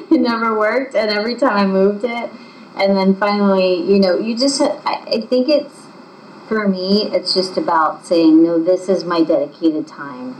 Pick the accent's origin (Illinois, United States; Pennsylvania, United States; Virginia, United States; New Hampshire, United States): Pennsylvania, United States; Hummelstown; moved away as an adult; also born or lived in Boston; now in Kutztown, United States; I am from a little town near Hershey called Hummelstown. It's similar to Kutztown. And I grew up there